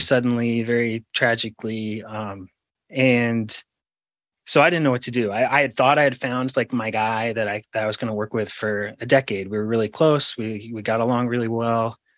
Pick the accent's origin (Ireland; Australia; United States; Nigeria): United States; Rhode Island; I grew up in Rhode Island